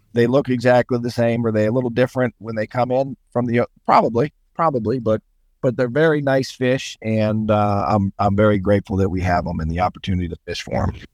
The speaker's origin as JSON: {"language": "English", "town": "Sandusky", "region": "Ohio", "country": "United States", "tie": "born or raised there", "also_born_or_lived": "Pittsburgh, Pennsylvania", "said": "I was born in Pittsburgh. I grew up, and um, but my family moved to Sandusky over here in, on the shores of Lake Erie in Ohio when I was about four or five. So I, I grew up there"}